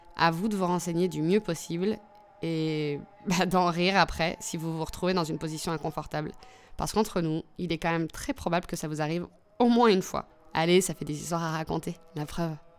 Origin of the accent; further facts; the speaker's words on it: France; Je suis née en France, mais toute mon enfance, j'ai été bercée par les histoires de Tunisie